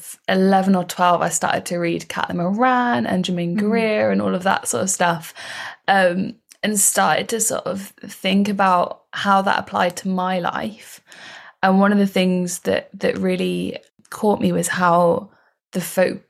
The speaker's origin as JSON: {"language": "English", "area": "Somerset", "region": "South West England", "country": "United Kingdom", "said": "I'm from Somerset"}